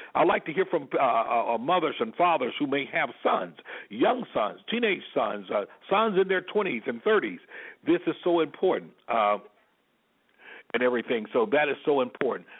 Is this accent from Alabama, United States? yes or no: yes; Selma, Alabama, United States; myself being born and raised in Selma, Alabama